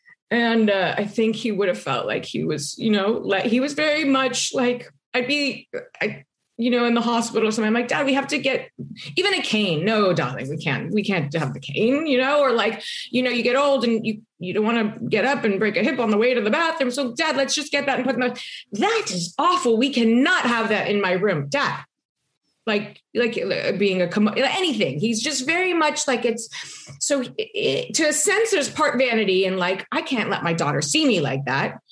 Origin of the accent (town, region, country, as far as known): Los Angeles, California, United States; born or raised there; also born or lived in New York